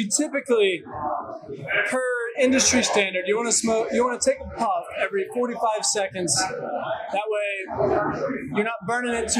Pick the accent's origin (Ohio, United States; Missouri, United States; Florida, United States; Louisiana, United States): Ohio, United States; Cincinnati; I'm from Cincinnati